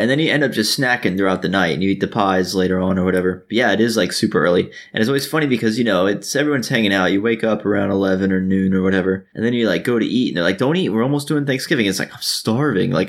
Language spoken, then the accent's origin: English; Miami, Florida, United States; I guess we kind of do the Dolphins cuz we're from Miami